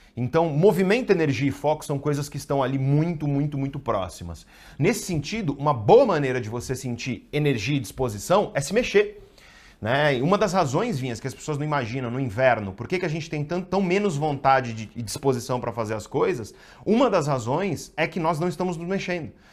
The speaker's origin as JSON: {"language": "Portuguese", "town": "Guarujá", "region": "São Paulo", "country": "Brazil", "tie": "born or raised there", "said": "Eu cresci no Guarujá"}